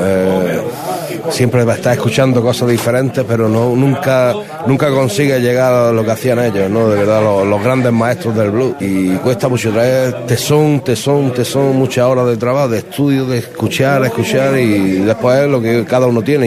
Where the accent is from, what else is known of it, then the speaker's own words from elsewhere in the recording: Granada, Andalusia, Spain; soy nacido en Granada y me considero andaluz, ante todo